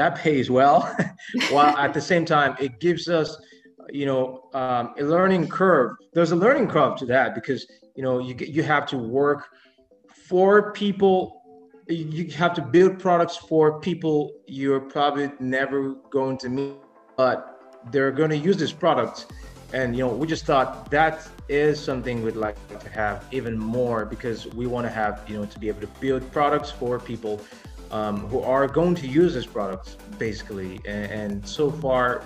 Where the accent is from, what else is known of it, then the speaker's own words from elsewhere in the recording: Nigeria; being Nigerian myself